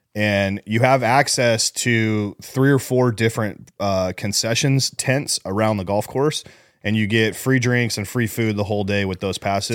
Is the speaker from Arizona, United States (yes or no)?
yes; Scottsdale, Arizona, United States; born or raised there